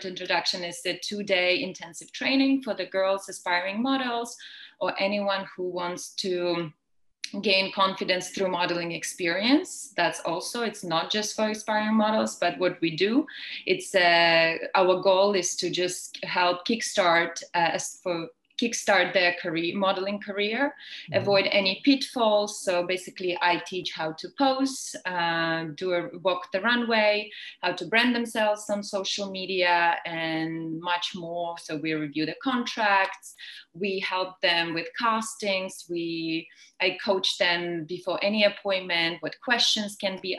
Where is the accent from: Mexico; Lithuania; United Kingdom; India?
Lithuania; moved away as an adult; also born or lived in Milan / Tokyo / Paris; now in New York, United States; I'm from Lithuania